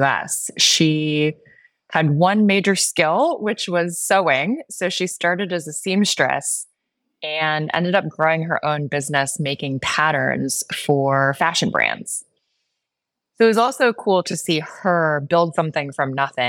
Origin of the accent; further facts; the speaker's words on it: Joliet, Illinois, United States; moved away; also born or lived in Chicago / New York City; I grew up in Joliet, Illinois, about an hour southwest of Chicago.